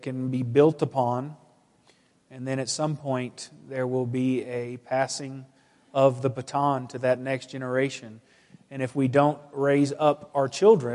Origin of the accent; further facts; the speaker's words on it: Arkansas, United States; also born or lived in Oklahoma / Wichita, Kansas; we moved to Arkansas and lived in Arkansas in various places